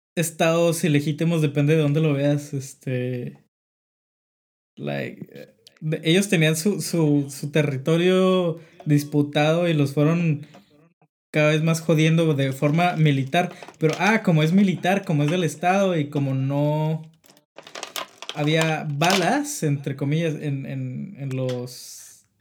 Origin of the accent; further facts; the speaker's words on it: Mexico; now in France; somos mexicanos